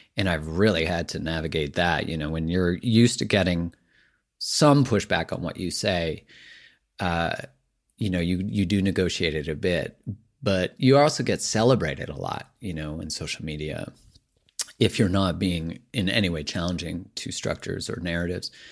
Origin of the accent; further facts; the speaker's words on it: Canada; I'm Canadian